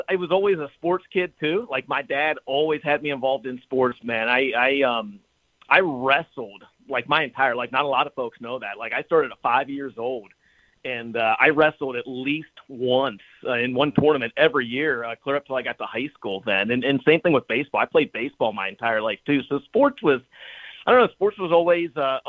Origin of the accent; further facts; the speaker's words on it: Bethesda, Ohio, United States; I was born and raised in Eastern Ohio